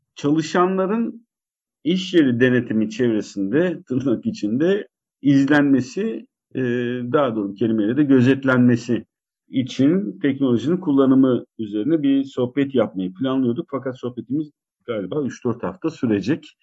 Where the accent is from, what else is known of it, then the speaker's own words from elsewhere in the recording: Karabük, Karabük Province, Turkey; also born or lived in Zonguldak; Benim çocukluğumda ben Karabük'te büyüdüm. Ee, Zonguldak'ta geçen ilk 5-6 seneden sonra Karabük'te büyüdüm